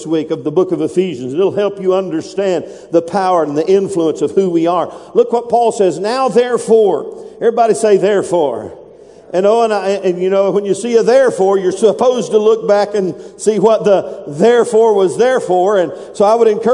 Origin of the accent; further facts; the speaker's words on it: United States; I'm an American. That's in my blood. That's in my DNA. I am American